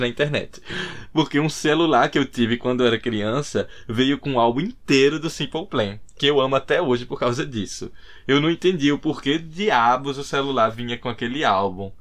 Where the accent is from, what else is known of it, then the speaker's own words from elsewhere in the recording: Recife, Pernambuco, Brazil; now in Dublin, Ireland; morando aqui em Dublin, o que eu sinto muita falta, o que eu sinto muita saudade é de Recife, Pernambuco, minha terra natal.